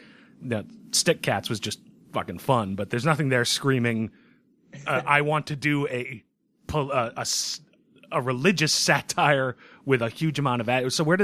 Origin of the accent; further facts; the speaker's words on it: United States; also born or lived in Massachusetts; I'm an American.